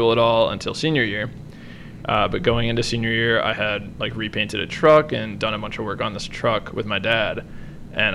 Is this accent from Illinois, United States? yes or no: yes; Glenview, Illinois, United States; I grew up in Glenview, Illinois